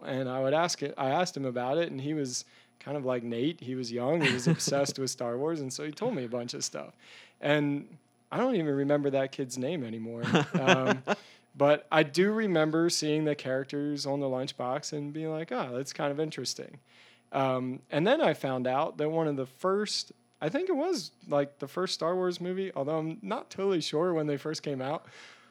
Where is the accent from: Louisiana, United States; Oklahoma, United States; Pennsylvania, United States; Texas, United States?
Pennsylvania, United States; I grew up in Eastern Pennsylvania in Lancaster County.